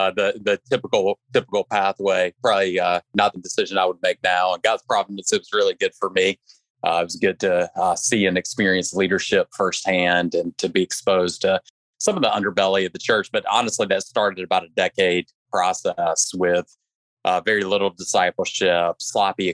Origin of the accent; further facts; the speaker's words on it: the Carolinas, United States; I grew up in the Carolinas and was the typical engaged in a Baptist church growing up.